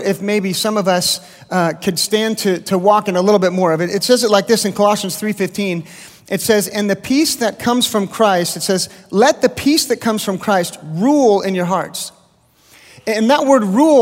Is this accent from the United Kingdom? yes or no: no; the Bay Area, California, United States; also born or lived in Lindale, Texas; now in Texas, United States; I grew up in California